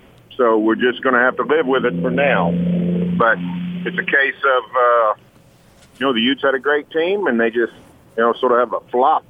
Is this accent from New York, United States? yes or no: no; Salt Lake City, Utah, United States; Hey, I'm from Salt Lake, guys.